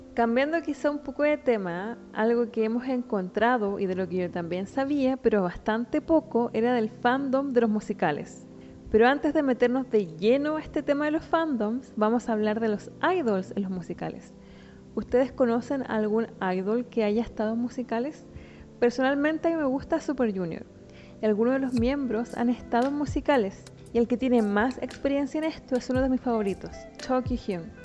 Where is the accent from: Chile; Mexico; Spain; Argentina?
Chile; Temuco, Araucanía; en Temuco, de donde soy